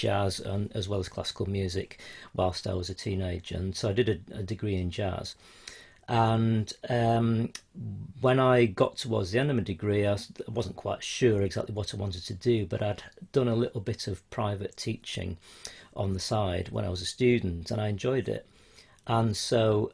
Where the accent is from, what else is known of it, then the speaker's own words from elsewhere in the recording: Yorkshire and the Humber, United Kingdom; moved away as an adult; also born or lived in Spain; now in Merseyside, United Kingdom; I'm from Yorkshire originally